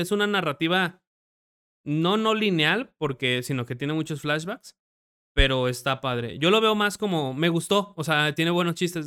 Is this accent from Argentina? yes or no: no; Mexico; tú siendo mexicano